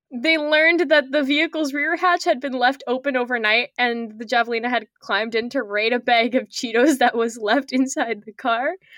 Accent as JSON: {"language": "English", "country": "Canada", "said": "I'm Canadian"}